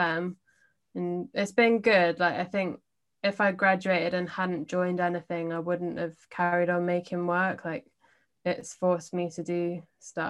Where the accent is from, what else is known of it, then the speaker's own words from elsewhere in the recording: London, United Kingdom; I'm from London